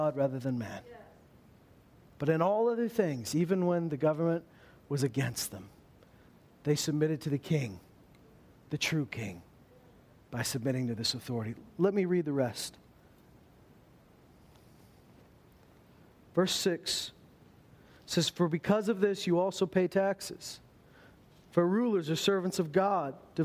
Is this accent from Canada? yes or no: yes; Meadow Lake, Saskatchewan, Canada; I may have been born in Meadow Lake, Saskatchewan